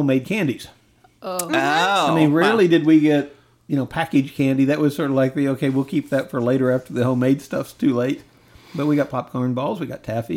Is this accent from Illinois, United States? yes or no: yes; Southern Illinois, United States; It was Southern Illinois. We actually had something weird because it's a small town in Southern Illinois